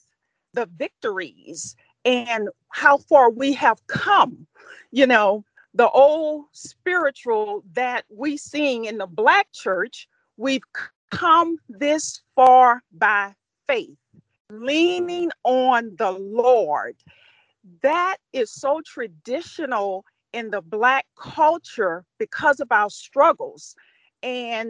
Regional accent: Louisiana, United States; I come from the South. I come from Louisiana.

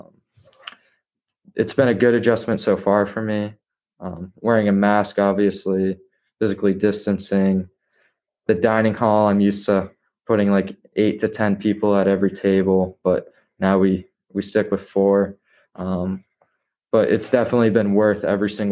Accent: North Andover, Massachusetts, United States; growing up in North Andover, I was exposed to Brooks

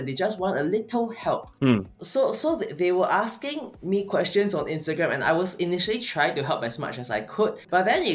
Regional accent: Singapore; I'm from Singapore

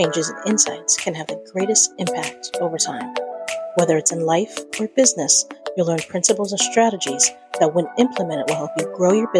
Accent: Florida, United States; I'm from Florida

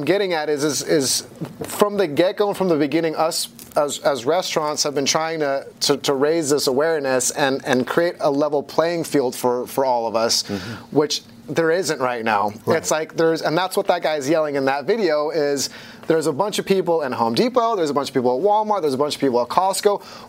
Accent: Hong Kong; born there; I'm half Dutch, half Filipino, and I was born in Hong Kong, and I grew up between all the different continents because my family's in the fashion business.

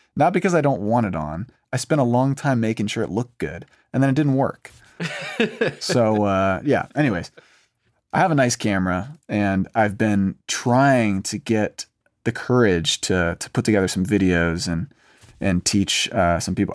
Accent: Raleigh, North Carolina, United States; now in Nashville, United States; I'm from North Carolina, from Raleigh

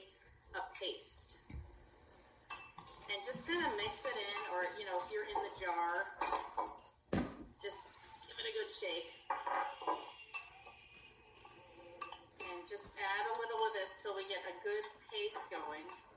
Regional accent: Chicago, Illinois, United States; now in Iowa, United States; we were raised in Chicago

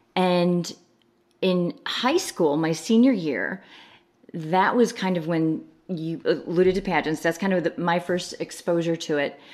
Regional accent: outside of Chicago, Illinois, United States; now in Texas, United States; So I grew up in Illinois, right, right outside of Chicago in mm-hmm. the suburbs

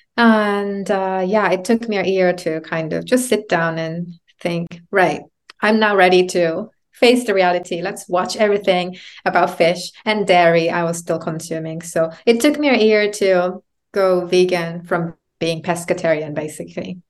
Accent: Japan; moved away as an adult; also born or lived in United Kingdom; Growing up in Japan as a woman, coming to the U K to, to study

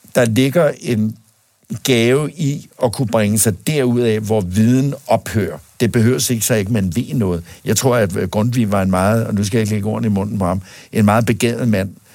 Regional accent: Denmark; born or raised there

